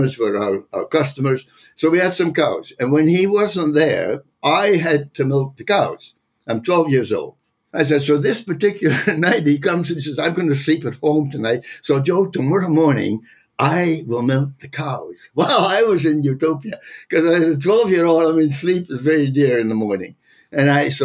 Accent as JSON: {"language": "English", "country": "Netherlands", "tie": "born or raised there", "moved": "yes", "said": "I was born in the Netherlands"}